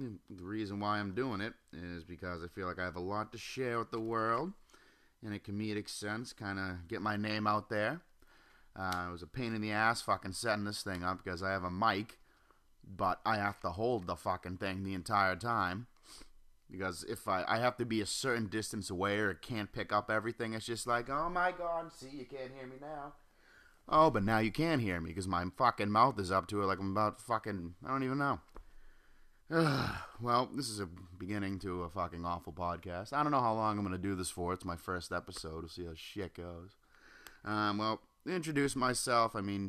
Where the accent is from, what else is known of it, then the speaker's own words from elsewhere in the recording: Norwell, Massachusetts, United States; now in Wilmington, United States; I'm living in Wilmington, North Carolina. Norwell, Massachusetts is my home. Thank God I grew up in the Golden Ghetto, as they call it.